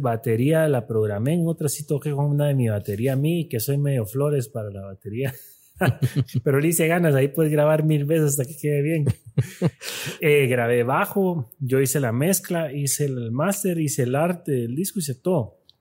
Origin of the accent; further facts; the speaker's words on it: Guatemala; aquí somos guatemaltecos